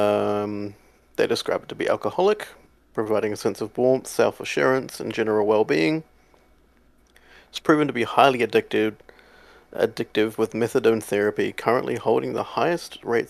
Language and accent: English; Australia; I'm from Australia